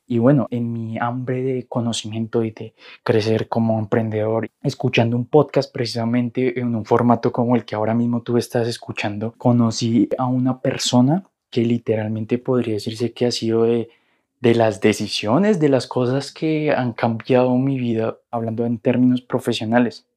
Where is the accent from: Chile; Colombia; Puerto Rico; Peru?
Colombia; moved away as an adult; also born or lived in Argentina; soy colombiano, y para 2016 me mudé a Argentina de la nada